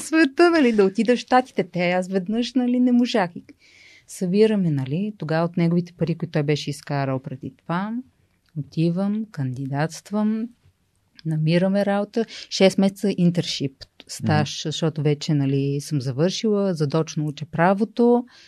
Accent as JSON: {"language": "Bulgarian", "town": "Sofia", "region": "Sofia City", "country": "Bulgaria", "said": "двамата сме софианци"}